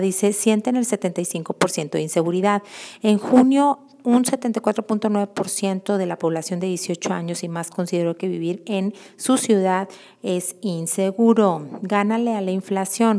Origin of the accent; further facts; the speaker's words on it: Mexico City, Mexico; ahora que ya regresé a la Ciudad de México, que es de donde soy originaria